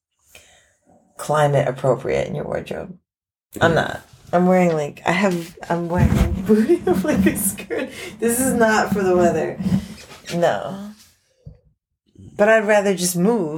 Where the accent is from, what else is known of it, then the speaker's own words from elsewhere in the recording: New York City, New York, United States; also born or lived in Gold Coast, Australia; now in Australia; I'm from New York City and I live in the South Pacific to explicitly avoid the winter